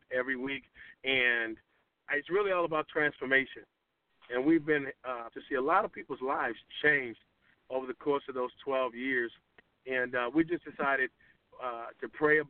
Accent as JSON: {"language": "English", "town": "Boston", "region": "Massachusetts", "country": "United States", "also_born_or_lived": "Atlanta, Georgia", "moved": "as an adult", "lives_now": "Conyers, United States", "said": "I'm from Boston, Massachusetts. I came to Atlanta back in 2002"}